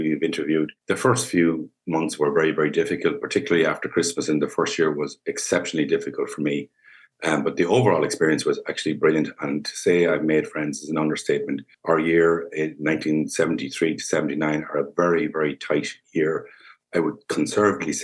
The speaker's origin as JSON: {"language": "English", "town": "Birr", "region": "County Offaly", "country": "Ireland", "tie": "born or raised there", "said": "born and bred in Burr, and I'm still in Burr."}